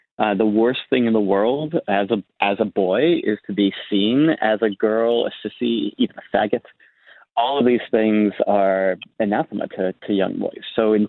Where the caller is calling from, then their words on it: San Diego, California, United States; I live in the San Diego region, but I'm actually in the midst of relocating to Bali for the rest of the year.